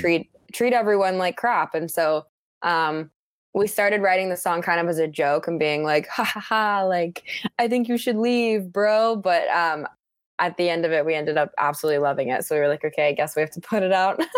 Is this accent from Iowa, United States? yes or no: no; Park City, Utah, United States; moved away; also born or lived in Chicago; I grew up in Park City, Utah, my whole life